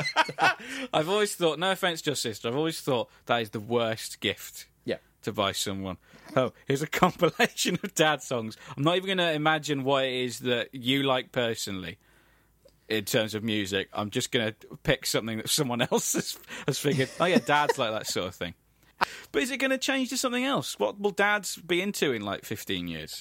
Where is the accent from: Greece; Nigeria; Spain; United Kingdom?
United Kingdom; England; we are English